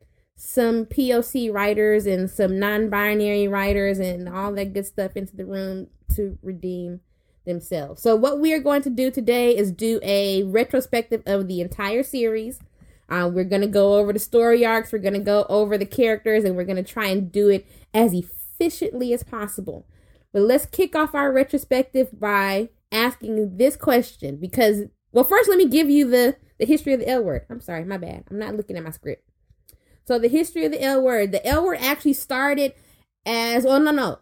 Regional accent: Louisiana, United States; I'm from Louisiana, so when I go to the Walmart. I don't go to Walmart. I go to the Walmart.

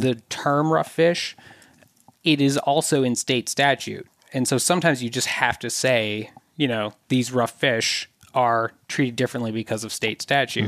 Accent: southern Minnesota, United States; I grew up mainly in southern Minnesota

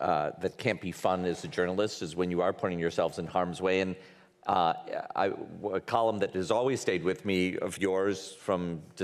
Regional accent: Detroit, Michigan, United States; My hometown.

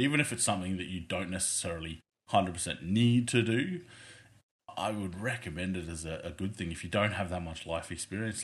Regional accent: Australia; accent: thick Australian; a male and a female thick Australian accent

